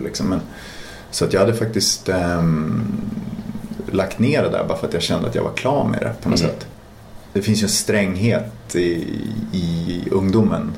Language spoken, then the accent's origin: Swedish; Umeå, Västerbotten County, Sweden; moved away as an adult; där jag växte upp